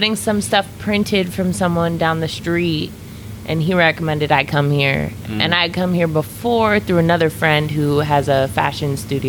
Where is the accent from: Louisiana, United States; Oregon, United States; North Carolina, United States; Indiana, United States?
Oregon, United States; Eugene; Well, Eugene's like a real hippie town, right? So I grew up raised by white parents.